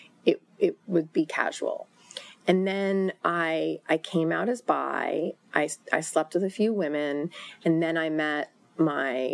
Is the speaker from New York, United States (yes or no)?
yes; New York, United States; I was from New York.